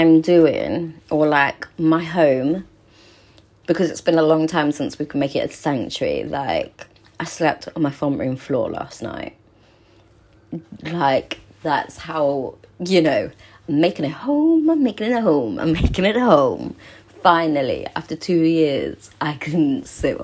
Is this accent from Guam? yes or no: no; Cornwall, South West England, United Kingdom; now in London, United Kingdom; I'm Cornish